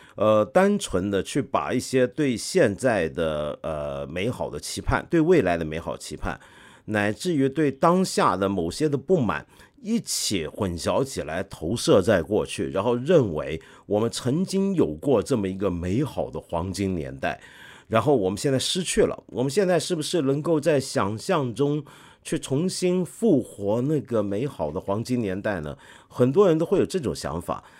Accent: China; 我们中国人有时候对于中国历史的很多的想象

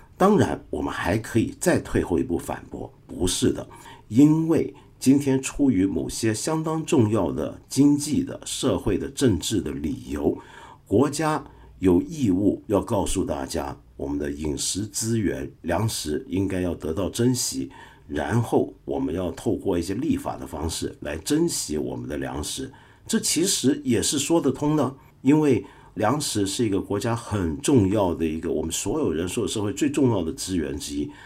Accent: Taiwan; moved away; 小时候在台湾读唐鲁孙先生的著作

